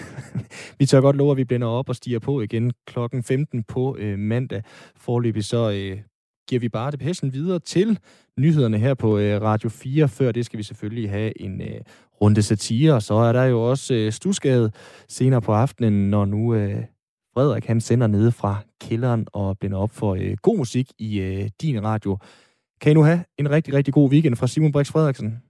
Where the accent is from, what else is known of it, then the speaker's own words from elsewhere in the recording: Aalborg, North Denmark Region, Denmark; Aalborg, hvor jeg er fra